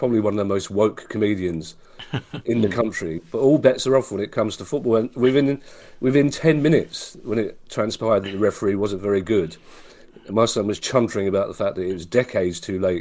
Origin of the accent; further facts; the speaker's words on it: England, United Kingdom; I'm quite patriotic about being English